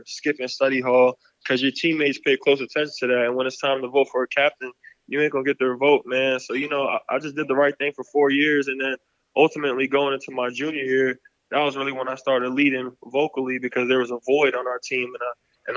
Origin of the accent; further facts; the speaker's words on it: Kissimmee, Florida, United States; moved away as an adult; my hometown, Kissimmee, Florida.